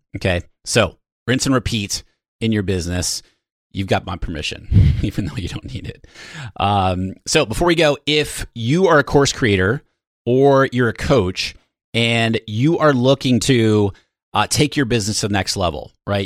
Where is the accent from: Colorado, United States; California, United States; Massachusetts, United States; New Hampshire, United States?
New Hampshire, United States; now in San Diego, United States; I am from the Northeast, from New Hampshire originally